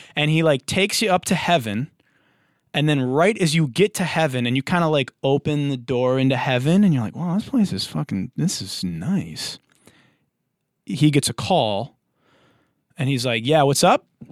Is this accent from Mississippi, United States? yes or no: no; Detroit, Michigan, United States; moved away as an adult; now in Los Angeles, United States; I'm from Detroit. I'm from the blue collar, the Motor City. I've been in L A for nine years.